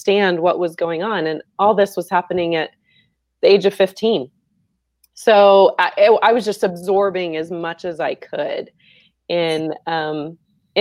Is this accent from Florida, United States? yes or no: yes; Central Florida, United States; I grew up in Florida, small town, Central Florida